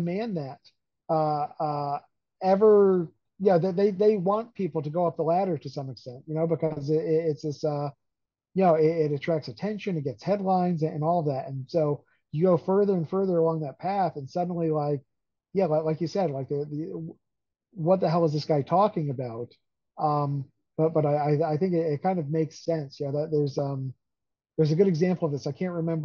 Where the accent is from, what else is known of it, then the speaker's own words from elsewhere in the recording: Hudson Valley, New York, United States; When I was a kid, I grew up in the Hudson Valley on the Hudson River.